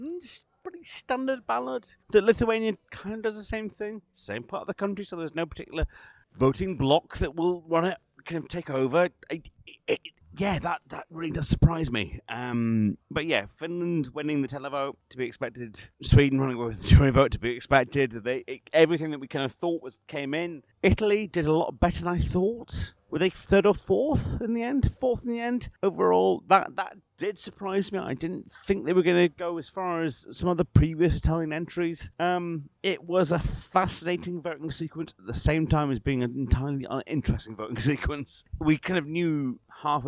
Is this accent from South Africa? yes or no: no; Scotland, United Kingdom; I'm Scottish